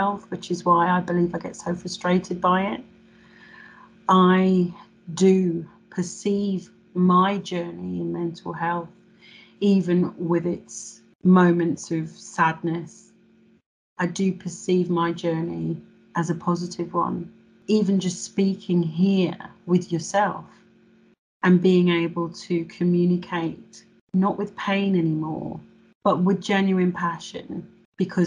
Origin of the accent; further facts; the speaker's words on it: England, United Kingdom; I was born in England and therefore I'm English